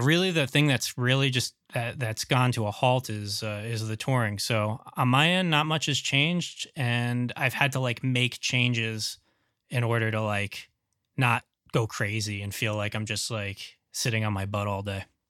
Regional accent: New York, United States; New York? That's where I'm from

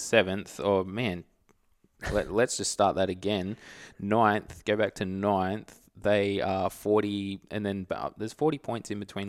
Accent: Australia; I'm Australian as.

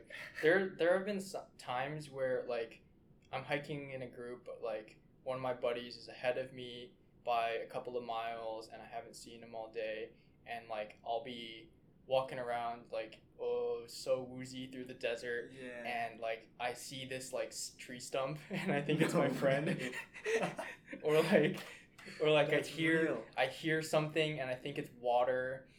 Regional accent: West Coast, United States; well, I'm from the West Coast. I understand what the wildfires are like.

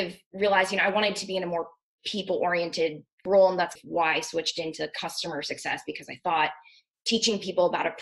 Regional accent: Maryland, United States; also born or lived in Virginia; I am originally from Maryland. I grew up there

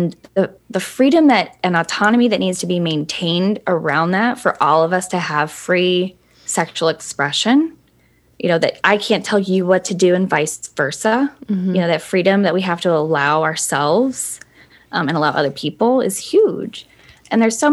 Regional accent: Mexico, Missouri, United States; accent: country; I grew up in Mexico, Missouri

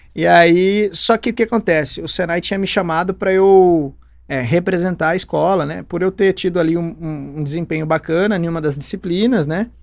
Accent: Campinas, São Paulo, Brazil; also born or lived in Pouso Alegre; eu sou aqui de Campinas mesmo. Eu nasci aqui pertinho, nasci na Barão de Itapura, nasci dentro de um carro

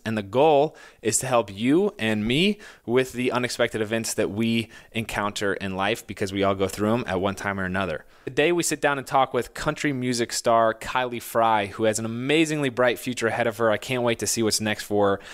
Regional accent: Indiana, United States

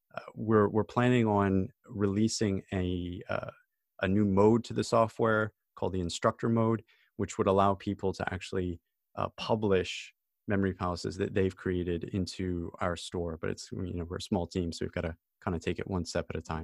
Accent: United States; now in United Kingdom; I'm an American citizen

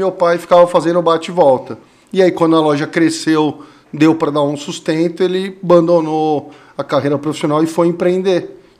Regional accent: Vinhedo, São Paulo, Brazil; tudo começou eu era muito pequeno, porque eu vim de São Paulo para Vinhedo, tinha problema de respiração e meu pai trabalhava no banco e veio para Vinhedo para melhorar a qualidade de vida da família.

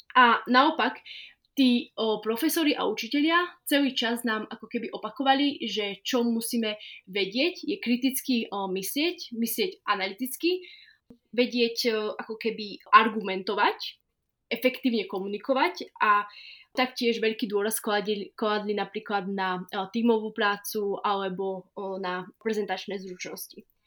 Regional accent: Slovakia; ja som to celé odštudovala z malej dediny, odkiaľ ja pochádzam, takže zo Slovenska

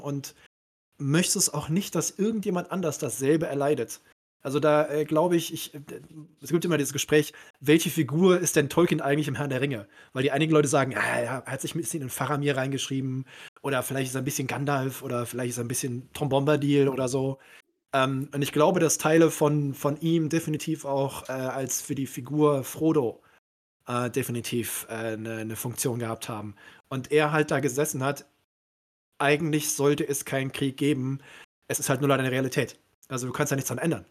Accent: Cologne, North Rhine-Westphalia, Germany; also born or lived in Aberdeen, Scotland; ich als gebürtiger Kölner, ne, ich komme ja aus dem Rheinland

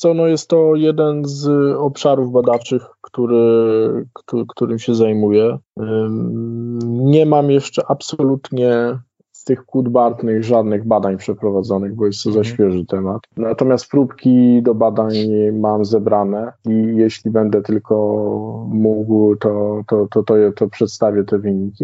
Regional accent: Sudetes, Poland; u nas w Sudetach

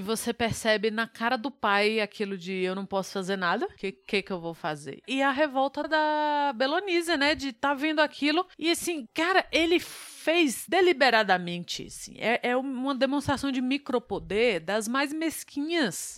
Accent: Brazil; como brasileira

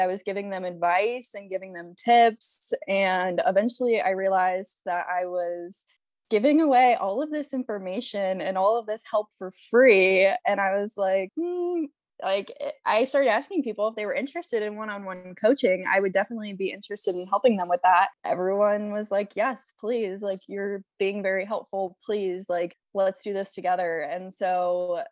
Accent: St. Louis, Missouri, United States; moved away as an adult; also born or lived in Chicago; We grew up in St. Louis, Missouri

